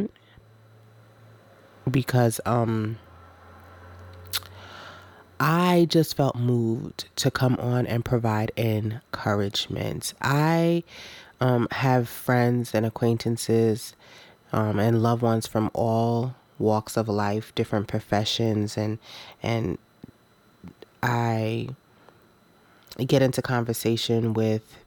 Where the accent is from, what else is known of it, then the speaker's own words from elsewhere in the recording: Jamaica; now in United States; I wasn't born in America. I was born in Jamaica as well.